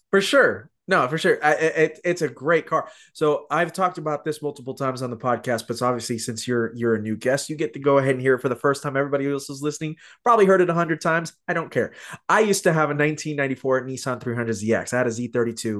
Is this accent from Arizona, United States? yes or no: yes; Tucson, Arizona, United States; I grew up in Tucson, uh, which is just south of H, uh, of Phoenix